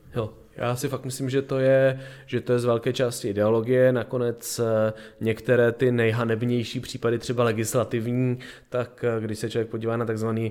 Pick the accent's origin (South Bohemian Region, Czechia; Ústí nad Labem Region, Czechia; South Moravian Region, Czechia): South Moravian Region, Czechia; Brno; moved away; já jsem původně eh, z Brna